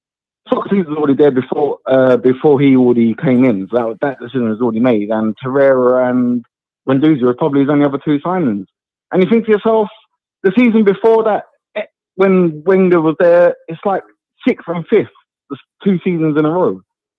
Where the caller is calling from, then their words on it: Epsom, South East England, United Kingdom; moved away; I'm calling from Epsom, mate.